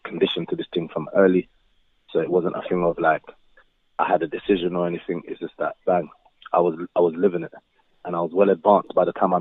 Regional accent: London, United Kingdom; my growing up in Brixton

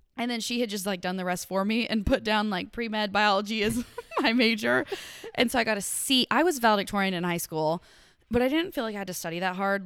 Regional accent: Paducah, Kentucky, United States; I am a Western Kentucky gal through and through, Paducah, Kentucky

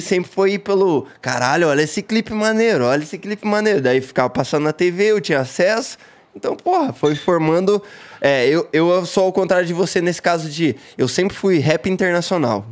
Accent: Paranaguá, Paraná, Brazil; also born or lived in Curitiba / Siqueira Campos; eu cresci em Paranaguá e daí mudei para Curitiba, Siqueira Campos, e aí é no Paraná

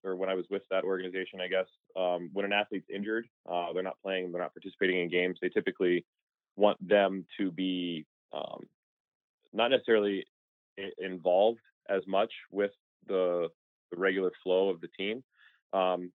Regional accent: Midwest, United States; moved away as an adult; also born or lived in Arizona; Growing up in the Midwest

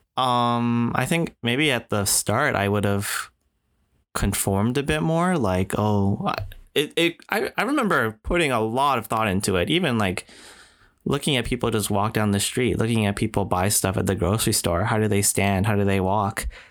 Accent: Canada; also born or lived in Singapore; I'm Japanese Canadian

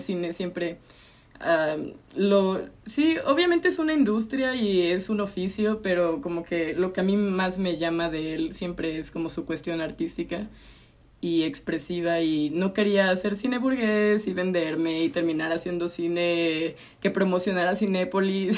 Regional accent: Veracruz, Mexico; moved away as an adult; now in Mexico City, Mexico; Soy jarocha, llevo como que son cuatro años en la ciudad

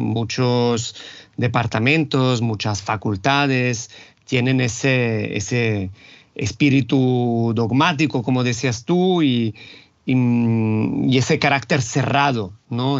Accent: Rome, Lazio, Italy; Spanish is a second language; moved away as an adult; yo nací y me crié en Italia, concretamente en Roma

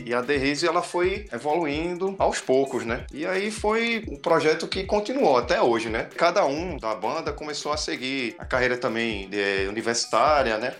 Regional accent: Brazil; a gente é, é brazuca

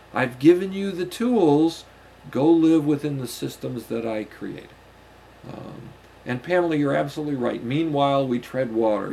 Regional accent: United States; the society in which I was raised here in the United States

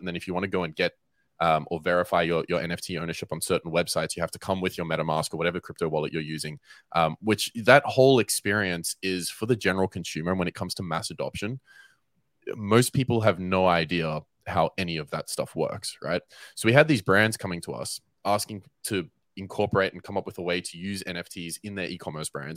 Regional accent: Melbourne, Victoria, Australia; moved away as an adult; now in Cape Town, South Africa; I am born and raised in Melbourne, Australia

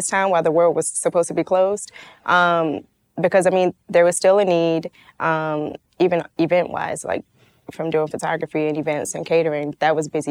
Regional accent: Atlanta, Georgia, United States; born and raised in the Swats

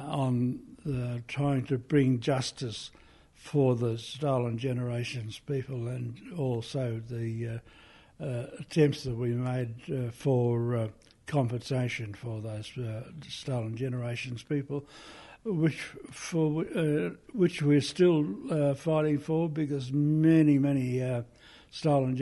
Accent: Eastern Arrernte, Artunga, east of Alice Springs, Northern Territory, Australia; I'm from the East Aranda group from Altunga, east of Alice Springs.

